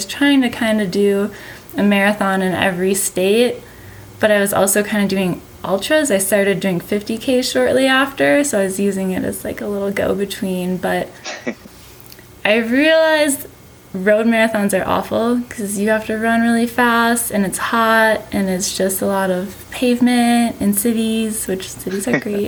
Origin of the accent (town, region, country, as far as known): Wisconsin, United States; born or raised there